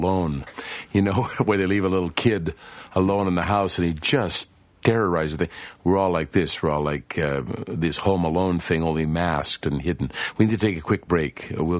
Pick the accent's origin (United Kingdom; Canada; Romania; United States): Canada; moved away; I'm just back from Canada, you know, Claudia, and I felt this very much in my country